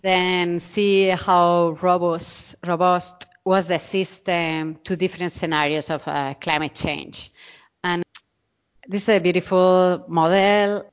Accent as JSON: {"language": "English", "town": "Murcia", "region": "Region of Murcia", "country": "Spain", "also_born_or_lived": "Arizona, United States / New York City, United States", "second_language": "English", "moved": "as an adult", "lives_now": "Zaragoza, Spain", "said": "I'm from Murcia. This is in the southeast of, uh, of Spain"}